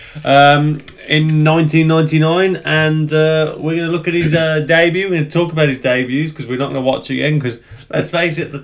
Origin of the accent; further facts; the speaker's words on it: United Kingdom; being a fan in the UK